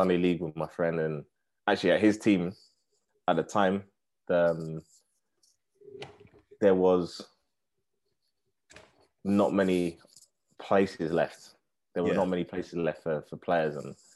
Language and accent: English; Harrow, London, United Kingdom; I grew up in Harrow, which is in Northwest London